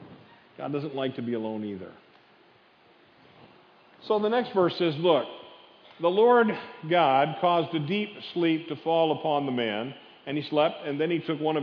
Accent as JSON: {"language": "English", "region": "the North", "country": "United States", "tie": "born or raised there", "moved": "yes", "said": "I grew up in the North"}